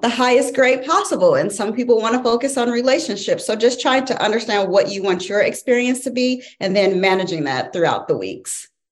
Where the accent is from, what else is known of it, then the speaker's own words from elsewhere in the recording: St. Louis, Missouri, United States; moved away as an adult; now in Virginia, United States; born and raised in St. Louis, Missouri. Uh, Virginia came became home in 2012.